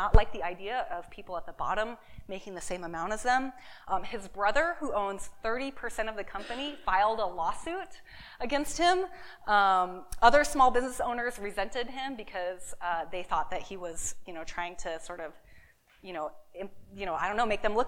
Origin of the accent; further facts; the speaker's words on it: Seattle, Washington, United States; my hometown of Seattle, Washington